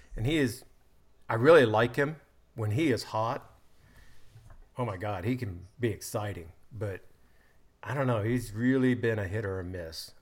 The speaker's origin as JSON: {"language": "English", "country": "United States", "said": "I'm an American"}